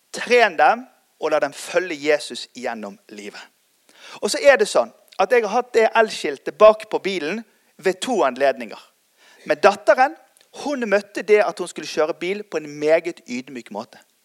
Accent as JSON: {"language": "Norwegian", "town": "Bergen", "region": "Vestland", "country": "Norway", "tie": "born or raised there", "also_born_or_lived": "United States", "said": "Jeg er oppvokst sjøl i Tabernaklet Bergen, Norges nest største pinsemenighet"}